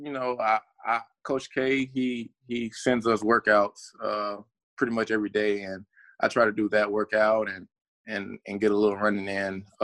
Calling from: Kennesaw, Georgia, United States; Uh, I am currently in Kennesaw, Georgia. Uh, I did not go back to Alabama, so

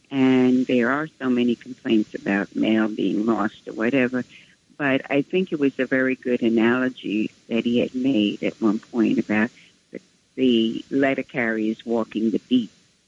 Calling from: Bronx, New York, United States; from the Bronx.

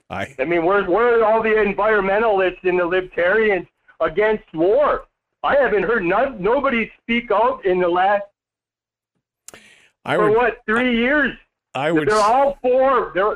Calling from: California, United States; Yeah, buenos dias, senor. I'm in California here.

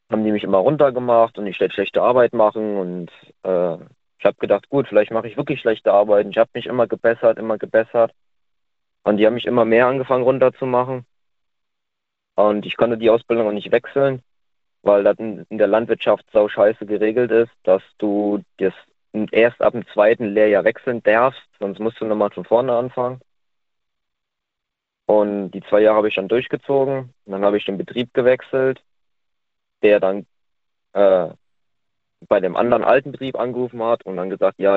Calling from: Simmern, Rhineland-Palatinate, Germany; Ich komme aus Nähe Simmern.

